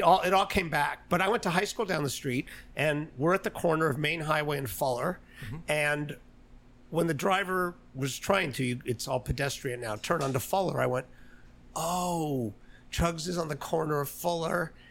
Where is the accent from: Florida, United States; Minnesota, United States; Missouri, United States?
Florida, United States; Miami; moved away; also born or lived in New York; I was born in New York. I was in Florida though, in Miami. Uh, I went to high school down the street here.